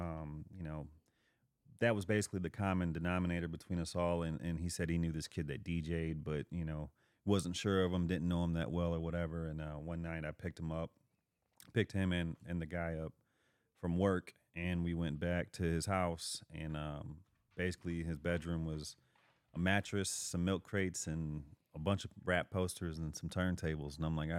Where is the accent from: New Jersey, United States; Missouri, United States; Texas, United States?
Missouri, United States; Overland; born or raised there